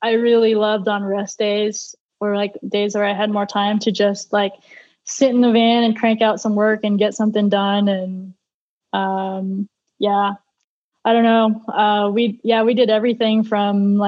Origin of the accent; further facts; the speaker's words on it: United States; being an American racing for a Euro team